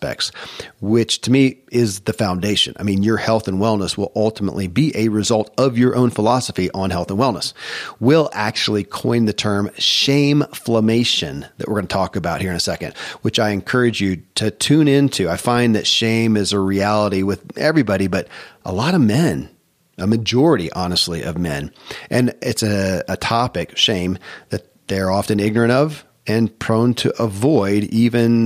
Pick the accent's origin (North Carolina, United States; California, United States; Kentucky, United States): Kentucky, United States; born or raised there